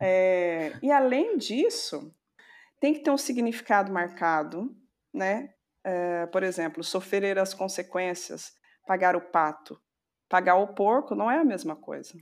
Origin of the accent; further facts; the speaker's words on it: Serrania, Minas Gerais, Brazil; Eu sou de uma cidadezinha chamada Serrania